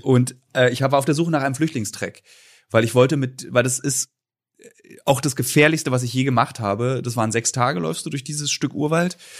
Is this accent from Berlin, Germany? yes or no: yes; Berlin, Germany; Da bin ich auch sehr speziell als Berliner